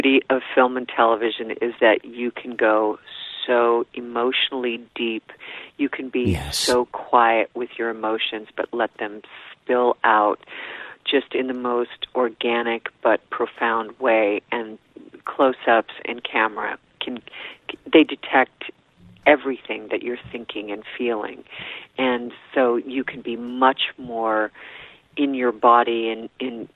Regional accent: Boulder, Colorado, United States; also born or lived in Rochester, Minnesota; I grew up in Boulder, Colorado

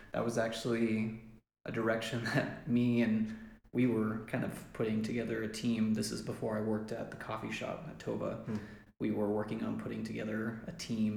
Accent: Lubbock, Texas, United States; moved away as an adult; now in Malawi; moved back to the States in Lubbock, where I was from

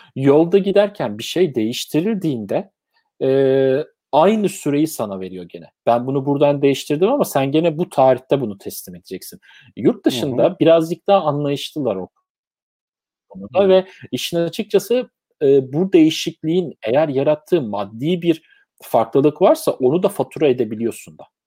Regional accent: Turkey; moved away as an adult; now in London, United Kingdom

